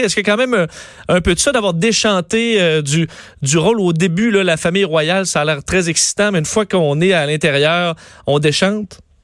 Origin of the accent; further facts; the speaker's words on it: Canada; chez nous au Canada